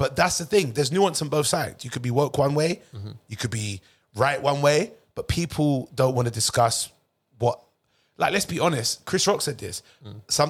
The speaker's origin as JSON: {"language": "English", "country": "United Kingdom", "said": "I love that where I'm born. I love the fact I'm British. I love understanding the culture."}